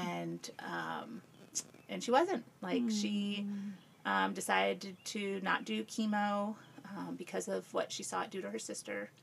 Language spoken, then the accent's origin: English; Peoria, Illinois, United States; moved away as an adult; also born or lived in Chicago, Illinois / South Carolina; I grew up in Peoria. Okay. Um, that's where I grew up and lived there